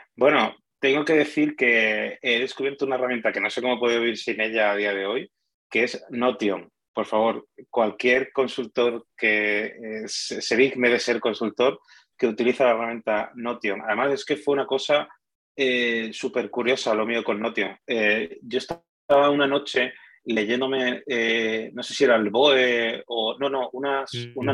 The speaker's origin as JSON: {"language": "Spanish", "town": "Málaga", "region": "Andalusia", "country": "Spain", "also_born_or_lived": "Madrid", "said": "El, que es de Málaga de verdad soy yo"}